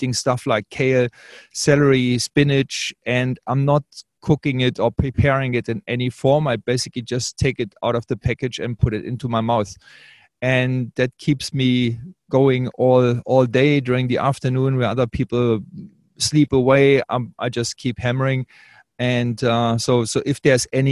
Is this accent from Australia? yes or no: yes; Australia; I'm the Australian